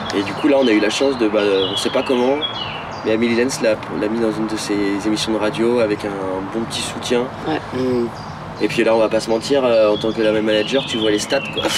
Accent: Rennes, Brittany, France; chez nous à Rennes, on a une radio comme ça

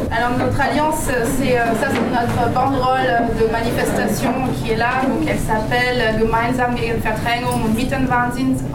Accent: France; also born or lived in Wedding, Berlin, Germany; now in Berlin, Germany; je suis française

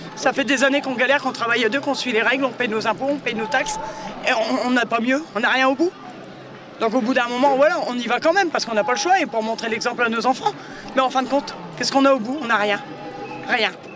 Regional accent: near Noyon, Hauts-de-France, France; Je viens d'à côté de Noyon. Un petit village, un hameau de, à côté de Noyon

